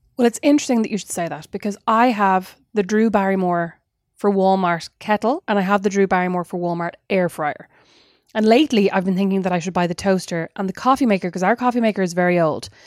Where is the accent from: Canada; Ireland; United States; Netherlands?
Ireland; as an Irish person